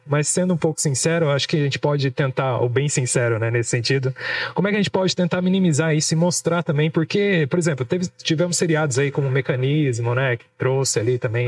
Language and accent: Portuguese; Brazil; como bons brasileiros